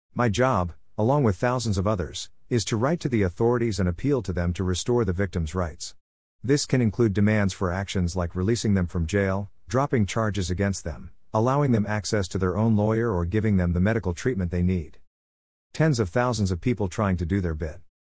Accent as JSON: {"language": "English", "country": "Canada", "said": "my home country of Canada"}